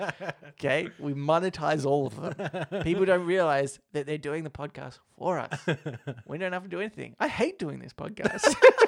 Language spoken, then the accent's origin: English; Australia